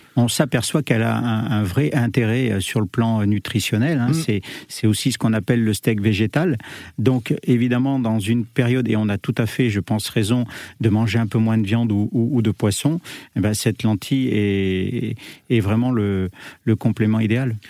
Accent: Le Puy-en-Velay, Auvergne-Rhône-Alpes, France; moved away as an adult; now in Paris, France

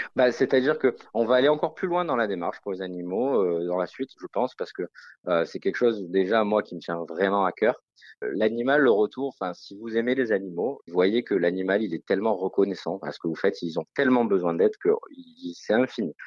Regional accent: Marseille, Provence-Alpes-Côte d'Azur, France; je suis marseillais

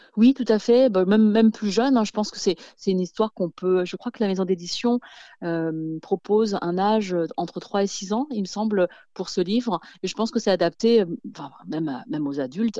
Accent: France; quand j'étais petite, j'ai grandi en France

